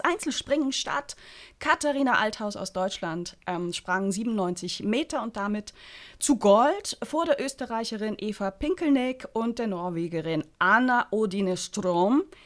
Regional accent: St. Gallen, Switzerland; in meiner Heimatstadt

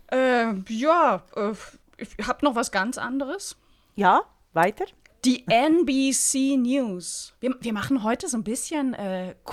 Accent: Berlin, Germany; als Berlinerin als, als Berliner

